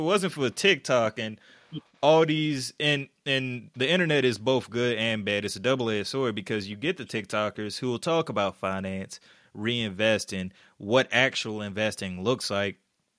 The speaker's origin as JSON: {"language": "English", "country": "Russia", "tie": "born or raised there", "said": "because my mom grew up in Russia. My dad grew up in Russia. My aunts and uncles grew up in Russia. I grew up in Russia."}